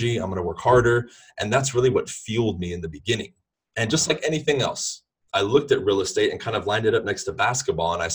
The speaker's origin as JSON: {"language": "English", "town": "Los Angeles", "region": "California", "country": "United States", "tie": "born or raised there", "said": "I'm originally from Southern California. I pretty much lived in the LA area and around it my whole life"}